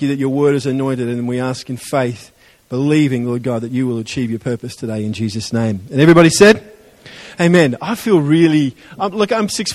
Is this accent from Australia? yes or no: yes; Adelaide, South Australia, Australia; moved away; I'm from Adelaide